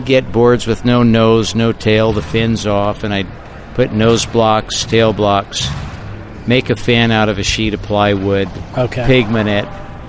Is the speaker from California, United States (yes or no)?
yes; Santa Barbara, California, United States; now in Half Moon Bay, United States; because I was raised in Santa Barbara, and that's where my business was, people think of me as a Santa Barbara guy. Well, I've lived in Half Moon Bay for about, I think, since 1980.